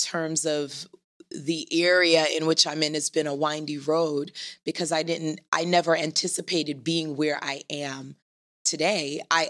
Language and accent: English; New York City, New York, United States; also born or lived in Trinidad; I was born in Trinidad. Okay. And at a very early age, we moved to Flatbush, Brooklyn. Okay. And that's where I grew up. And I live in Greenwich Village now.